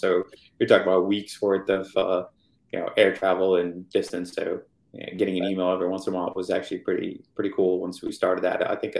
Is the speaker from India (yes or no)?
yes; India; knowing about, you know, where I grew up and even knowing Dubai at the time, but thinking, okay, hey, I'm Indian.